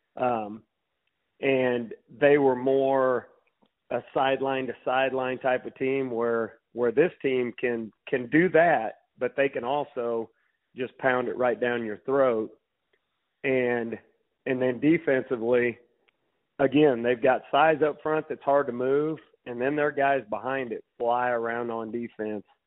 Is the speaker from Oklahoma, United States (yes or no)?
no; Macon, Missouri, United States; I grew up in Macon, Missouri